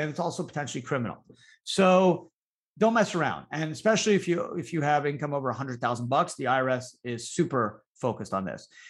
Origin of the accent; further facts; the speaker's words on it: Canada; now in United States; I grew up in Canada